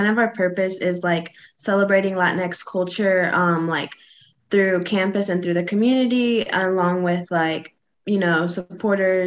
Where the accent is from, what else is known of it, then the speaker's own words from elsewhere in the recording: Heber Springs, Arkansas, United States; My hometown is Heber Springs, Arkansas.